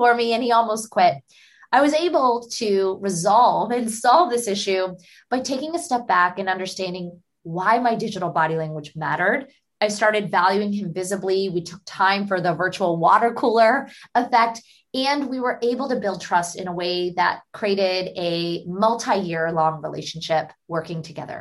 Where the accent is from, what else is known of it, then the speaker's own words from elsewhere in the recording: Pittsburgh, Pennsylvania, United States; I grew up in Pittsburgh, Pennsylvania.